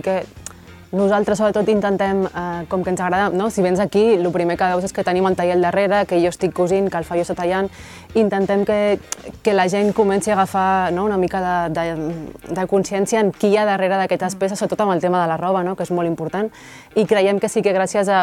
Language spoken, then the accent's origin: Catalan; Barcelona, Catalonia, Spain; moved away as an adult; also born or lived in Riudoms; now in Reus, Spain; som de Barcelona